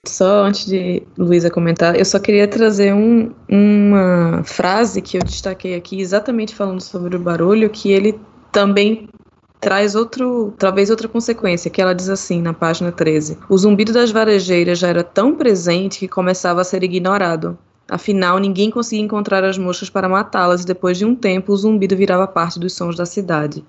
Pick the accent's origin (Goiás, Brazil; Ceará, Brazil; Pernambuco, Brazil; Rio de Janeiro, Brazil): Pernambuco, Brazil; Recife; eu sou de Recife, eu sou pernambucana